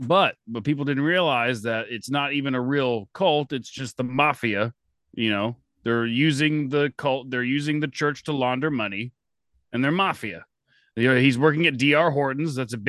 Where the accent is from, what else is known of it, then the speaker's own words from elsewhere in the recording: Florida, United States; I'm from Florida. That's a magical place.